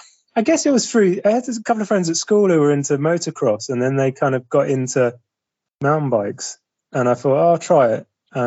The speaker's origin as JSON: {"language": "English", "region": "East of England", "country": "United Kingdom", "said": "I'm from Suffolk in the east, so east of England."}